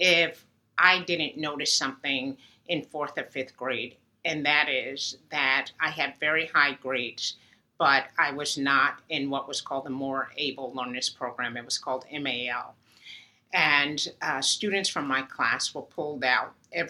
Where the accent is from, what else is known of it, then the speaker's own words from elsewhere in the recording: Uniondale, New York, United States; moved away; the students and children on my street in Uniondale were bused to a school across town to desegregate it